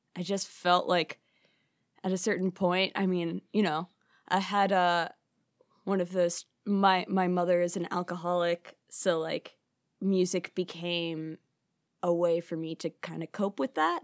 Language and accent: English; Chicago, Illinois, United States; born and raised in Chicago